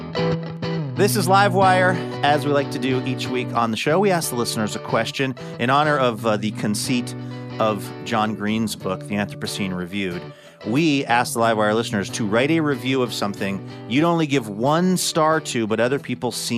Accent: Seattle, Washington, United States; when I was growing up in Seattle

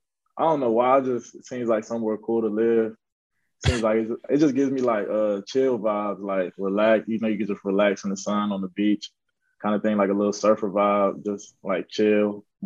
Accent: Virginia, United States; also born or lived in Maryland; so I grew up in Virginia. Was born in Maryland, went back to Maryland with my dad

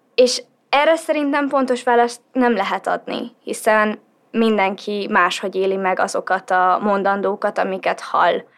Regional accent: Hungary; a szülőhazámban azokon a dolgokon, amiket én most úgy látok, hogy változást igényelnek, hozzátegyek és változtassak

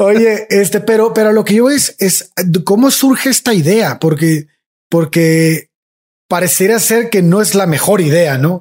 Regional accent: Tamaulipas, Mexico; yo soy de Tamaulipas

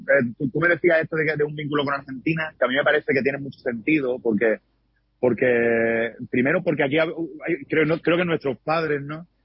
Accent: Málaga, Andalusia, Spain; Yo soy de Málaga, es decir, que soy, de Andalucía, del, sur de España

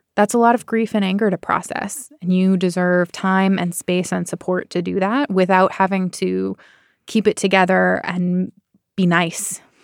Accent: Bay Area, California, United States; I am from the Bay Area

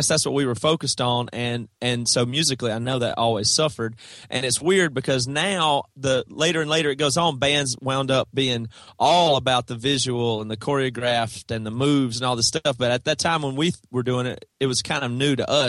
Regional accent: South Carolina, United States; That's right. Yeah. Toby and Devin and Joel and our original drummer Seth all are from South Carolina, small town, same

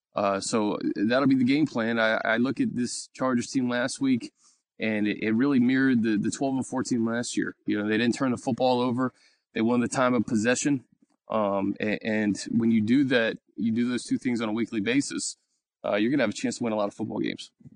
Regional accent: Washington, District of Columbia, United States; I remember growing up in Washington D.C.

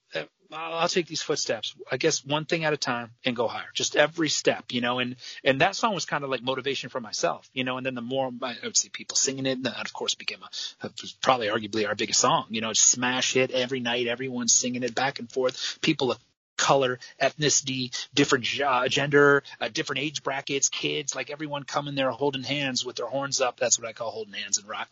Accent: Midwest, United States; I'm from the Midwest

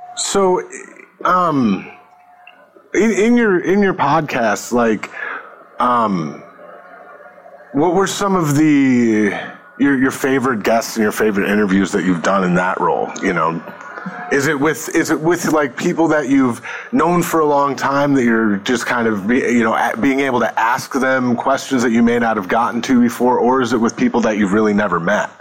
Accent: Northeast, United States; also born or lived in New York / Connecticut; I grew up mostly in the Northeast, you know, New York and, and Connecticut

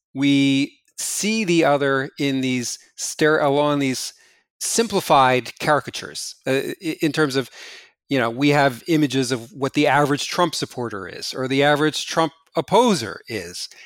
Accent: New Jersey, United States; moved away; New Jersey, my hometown

